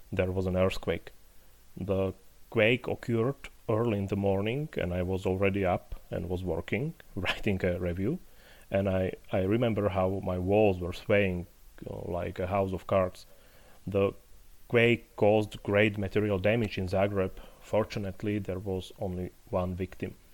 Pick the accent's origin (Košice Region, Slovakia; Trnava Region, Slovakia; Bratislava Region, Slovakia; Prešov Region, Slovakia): Prešov Region, Slovakia; Poprad; staying in Slovakia, now in my hometown of Poprad, below the High Tatras, with my family and my puppy.